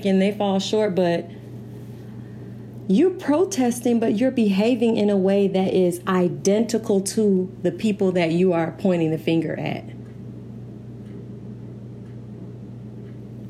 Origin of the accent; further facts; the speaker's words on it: St. Petersburg, Florida, United States; I'm from St. Pete, Florida. Florida girl